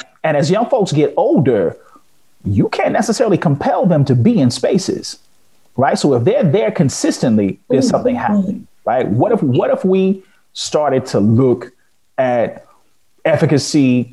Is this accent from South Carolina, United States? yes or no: no; Chicago, Illinois, United States; I'm a Chicagoan